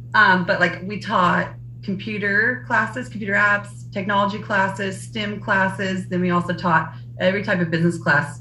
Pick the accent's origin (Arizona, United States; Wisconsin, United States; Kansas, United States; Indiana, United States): Kansas, United States; El Dorado; we're both from El Dorado, Kansas